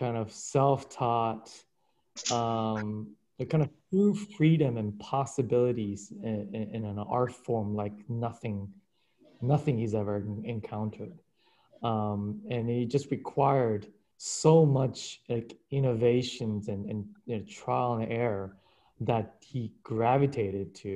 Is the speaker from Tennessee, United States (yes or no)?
no; Anchorage, Alaska, United States; English is a second language; moved away as an adult; also born or lived in Kyushu, Japan; now in New York, United States; I grew up in Anchorage, Alaska. We're originally from Japan. I was born in Japan in the southern island of Kyushu. We immigrated to Alaska in the early 80s.